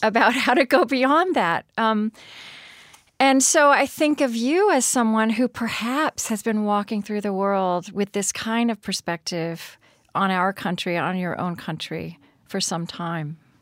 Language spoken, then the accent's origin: English; Oklahoma, United States; I grew up in Oklahoma